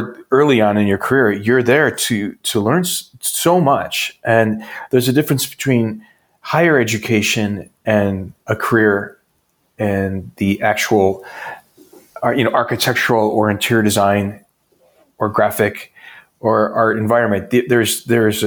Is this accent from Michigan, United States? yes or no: yes; northern Michigan, United States; also born or lived in Ann Arbor, Michigan; I started out in a really small town and grew up in northern Michigan